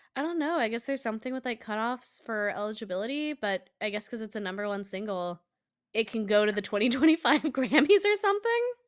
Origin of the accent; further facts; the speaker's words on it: Colorado, United States; moved away; I I'm from Colorado